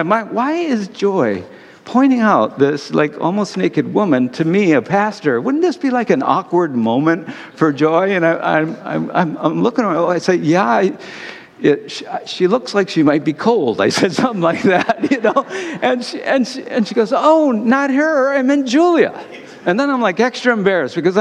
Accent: Detroit, Michigan, United States; I'm from Detroit

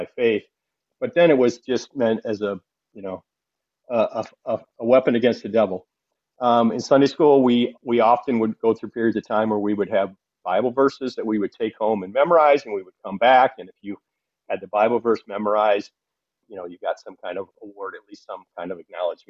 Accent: Flint, Michigan, United States; I grew up in Flint, Michigan, in a blue-collar east side of town area

